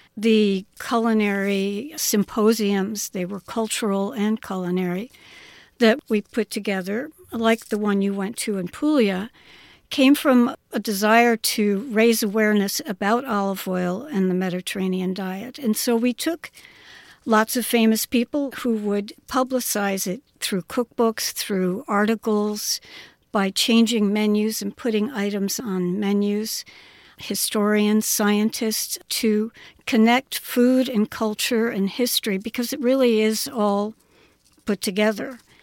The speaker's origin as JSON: {"language": "English", "town": "Pittsburgh", "region": "Pennsylvania", "country": "United States", "tie": "born or raised there", "moved": "yes", "said": "I was an only child growing up in Pittsburgh, Pennsylvania."}